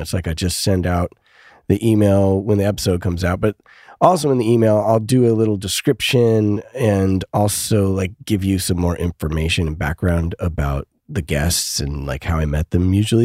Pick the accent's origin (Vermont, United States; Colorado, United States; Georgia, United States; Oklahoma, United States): Colorado, United States; Denver; moved away; also born or lived in New York; I grew up in Denver